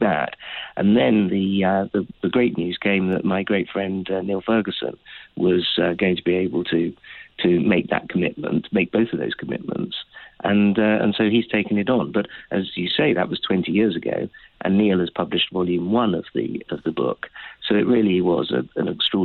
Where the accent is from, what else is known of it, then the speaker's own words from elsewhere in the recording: United Kingdom; I'm a Brit